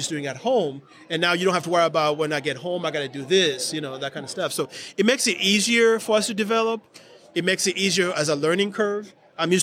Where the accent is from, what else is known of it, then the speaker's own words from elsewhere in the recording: Georgia, United States; I'm from Georgia